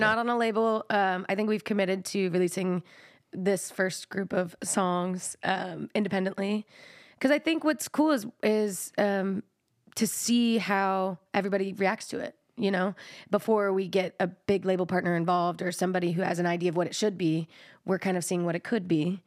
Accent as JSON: {"language": "English", "region": "Texas", "country": "United States", "said": "I'm from Texas."}